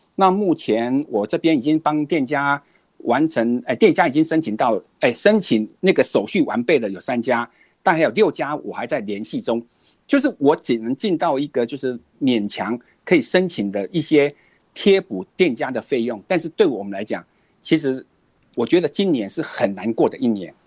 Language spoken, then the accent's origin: Chinese; Kaohsiung, Taiwan; also born or lived in Dadu Mountain, Taichung; now in Taichung, Taiwan; 我是高雄人，但是我在，在，在这个大肚山上住下来的，这个就是我的新故乡